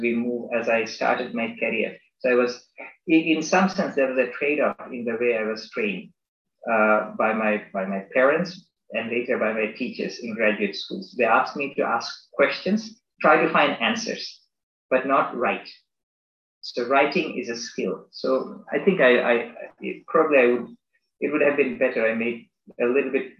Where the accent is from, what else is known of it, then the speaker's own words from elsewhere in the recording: Bangladesh; moved away as an adult; also born or lived in United States; I am from Bangladesh. I am a Bangladeshi citizen. Although I grew up there until I was 18